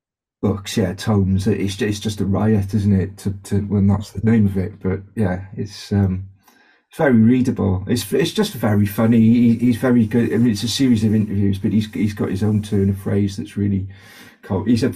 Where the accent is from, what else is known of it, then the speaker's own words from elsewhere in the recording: Cardiff, Wales, United Kingdom; Yeah, I grew up in South Wales in Cardiff. The accent kind of is still there. It morphs a little bit.